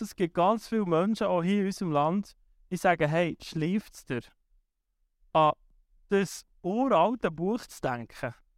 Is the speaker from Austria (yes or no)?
no; Switzerland; wir hier in der Schweiz